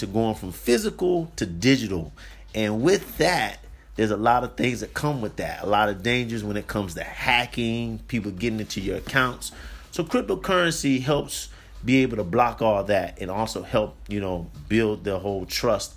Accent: United States; moved away as an adult; now in Liberia; it's my hometown

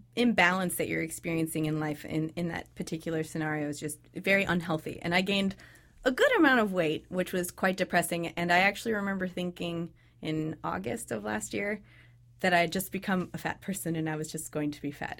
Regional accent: Sacramento, California, United States; moved away as an adult; I was raised in Sacramento, California

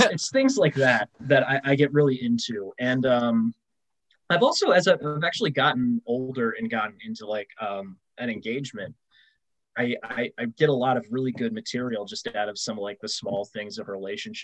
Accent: Maine, United States; moved away as an adult; also born or lived in St. Mary's County, Maryland; now in Annapolis, United States; growing up in Maine

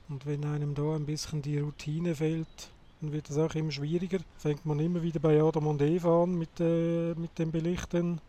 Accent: Switzerland; bei uns in der Schweiz

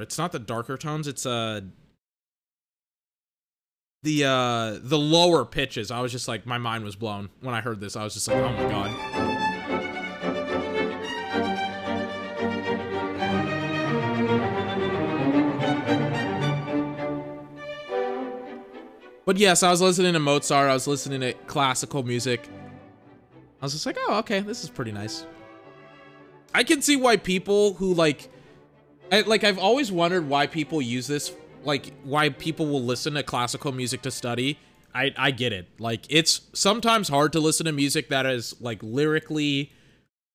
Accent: United States; accent: American; I'm American, and my dirty American accent

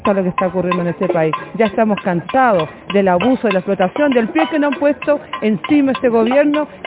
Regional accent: Coquimbo, Chile; now in Santiago, Chile; Yo soy de Coquimbo y estoy acá, no me pude regresar, pero en mi ciudad también está de lo mismo.

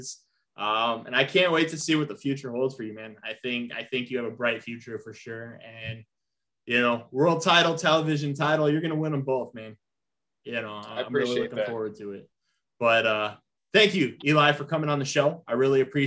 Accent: Indiana, United States; Sherrville, Indiana

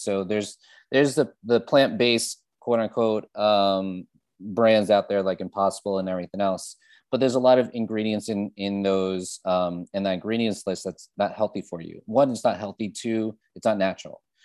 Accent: New Jersey, United States; moved away as an adult; now in New York City, United States; I grew up in New Jersey.

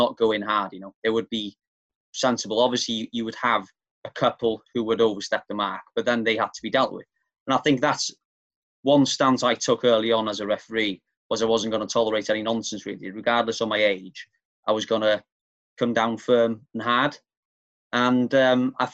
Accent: near Caernarfon, Wales, United Kingdom; the village where we grew up near Carnarvon

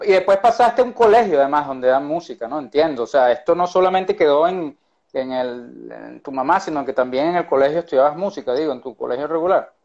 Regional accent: Venezuela; Yo particularmente que soy venezolano como tú

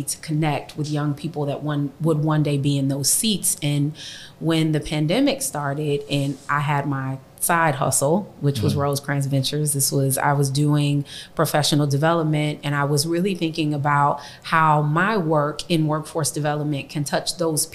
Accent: Compton, California, United States; growing up in Compton

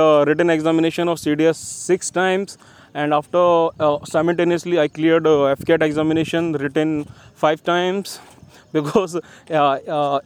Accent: Gwalior, Madhya Pradesh, India; my hometown Gwalior

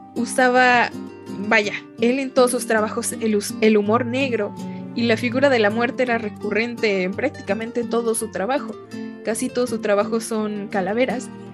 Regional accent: Mexico; conforme creces como mexicano

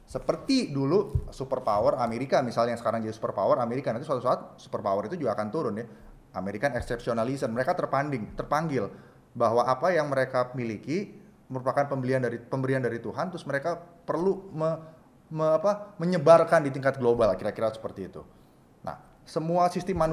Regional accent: Indonesia; Saya seorang Jawa, bapak saya seorang Jawa, ibu saya seorang Batak, dan saya lahir di Indonesia

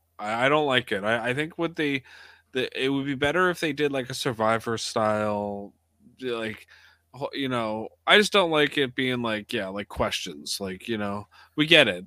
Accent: Canada

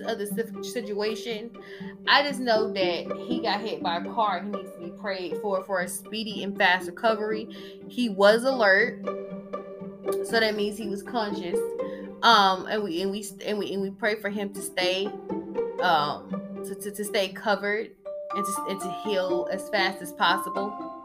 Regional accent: Georgia, United States; I'm from Georgia

